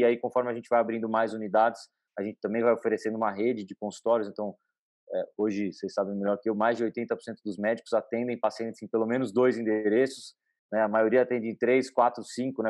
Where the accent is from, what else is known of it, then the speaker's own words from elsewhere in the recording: São Paulo, Brazil; eu nasci e cresci em São Paulo